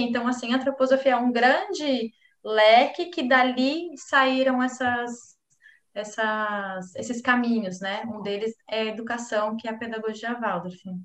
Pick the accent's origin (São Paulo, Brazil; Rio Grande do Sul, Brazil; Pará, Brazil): São Paulo, Brazil; moved away as an adult; now in Florianópolis, Brazil; eu sou natural de São Paulo, mas eu vim morar em Florianópolis é, com 19 anos